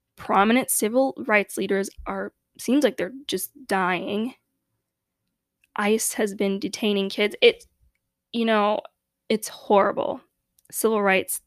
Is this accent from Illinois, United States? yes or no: yes; Chicago, Illinois, United States; growing up in Chicago, a very unfortunately segregated city